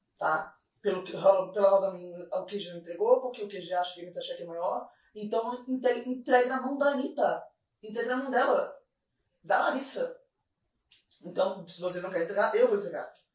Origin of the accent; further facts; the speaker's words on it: Curitiba, Paraná, Brazil; now in Florianópolis, Brazil; eu sou curitibana, tá bom, amor? Eu sou curitibana, eu sou de CWB.